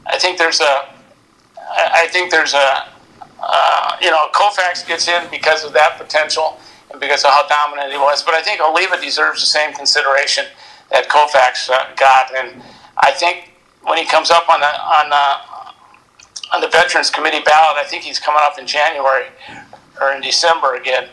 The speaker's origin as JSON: {"language": "English", "region": "South Dakota", "country": "United States", "tie": "born or raised there"}